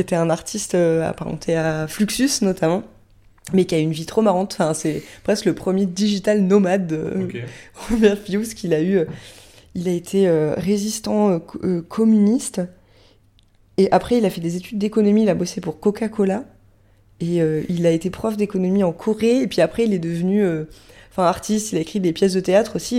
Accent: France; je fais partie pour l'instant des durs Français

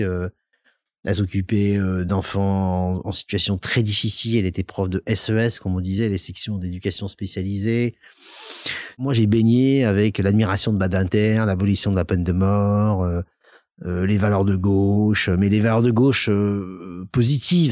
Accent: Lyon, Auvergne-Rhône-Alpes, France; also born or lived in Soyaux, Charente / Clermont-Ferrand; mon enfance, c'est Lyon. je suis un vrai Lyonnais

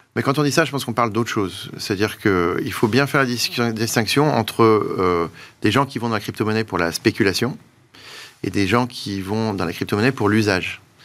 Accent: France; on est français

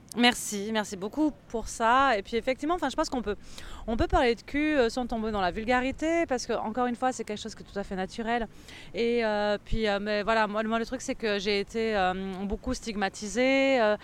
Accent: France; en tant que Française

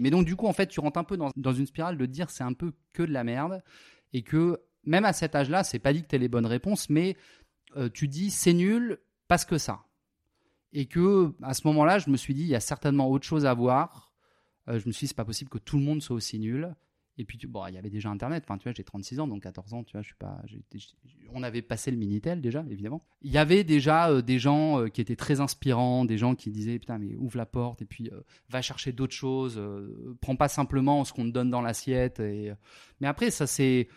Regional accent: Le Mans, Pays de la Loire, France; moved away as an adult; also born or lived in Antibes, France; now in Spain; je, suis né à Antibes. Bon, euh, petite petite enfance à Antibes tranquille. Ensuite, on est monté au Mans

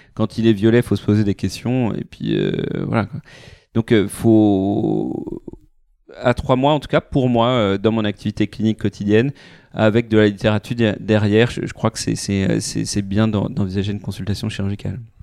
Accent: Paris, Île-de-France, France; moved away as an adult; now in Lyon, France; ma famille vient de Normandie, on a grandi à Paris, fait nos études à Paris

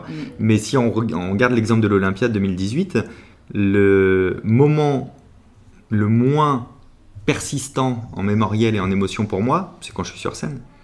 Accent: La Rochelle, Nouvelle-Aquitaine, France; now in Paris, France

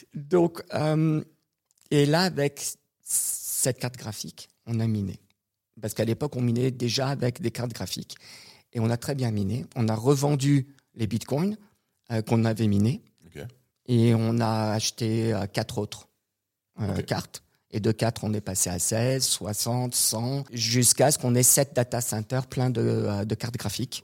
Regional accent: Canada; moved away; also born or lived in Montreal / Quebec / United States; je suis canadien

